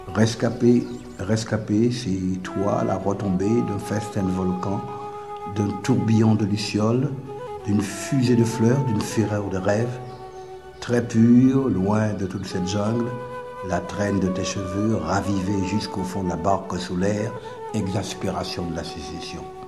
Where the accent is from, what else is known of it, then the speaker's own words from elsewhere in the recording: Fort-de-France, Martinique; moved away as an adult; quand j'ai quitté la Martinique